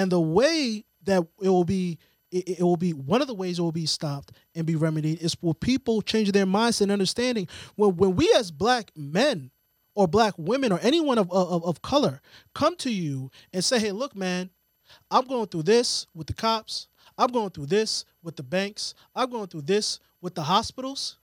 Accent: outside of Boston, Massachusetts, United States; growing up outside of Boston

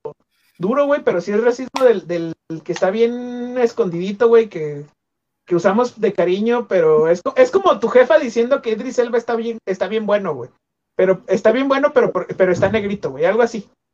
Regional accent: Guadalajara, Jalisco, Mexico; soy tapatío de segunda generación

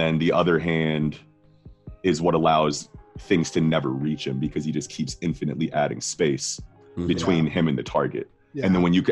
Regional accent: United States; We're American

